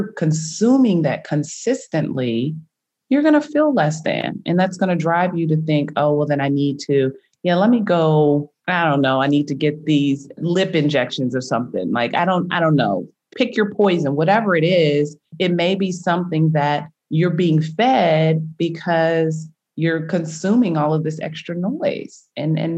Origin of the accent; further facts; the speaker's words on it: United States; growing up in America